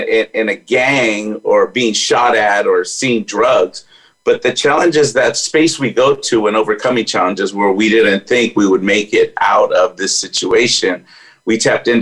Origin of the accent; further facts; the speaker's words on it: Bellflower, California, United States; I was born in Orange County, California, actually the LA County, Bellflower, and was raised in a gang-challenged neighborhood